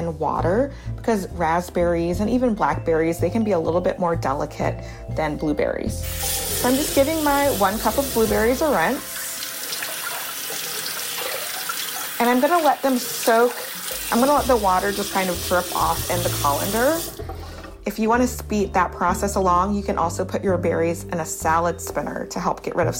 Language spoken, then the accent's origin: English; Baton Rouge, Louisiana, United States; also born or lived in Harlem, New York; now in New York, United States; growing up in Baton Rouge, Louisiana